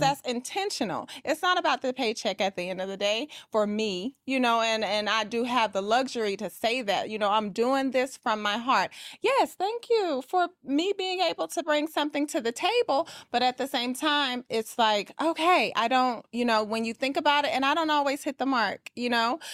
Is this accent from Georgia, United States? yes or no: yes; Atlanta, Georgia, United States; I am from Atlanta, Georgia, and I am a luxury real estate agent